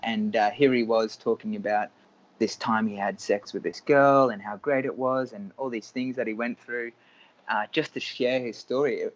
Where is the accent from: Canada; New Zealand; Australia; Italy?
Australia; Cairns, Queensland; moved away as an adult; also born or lived in United States; I was born in Cairns in Australia